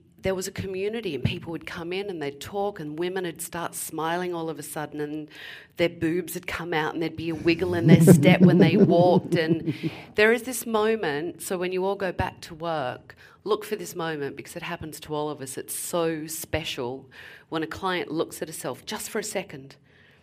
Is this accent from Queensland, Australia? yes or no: yes; Gold Coast, Queensland, Australia; also born or lived in London, United Kingdom; now in New Jersey, United States; I am from Surfers Paradise, which is on the Gold Coast in Australia.